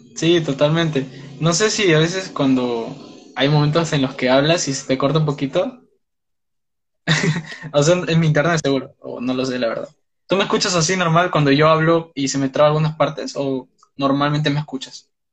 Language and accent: Spanish; Peru; tengo 19 años, soy de Perú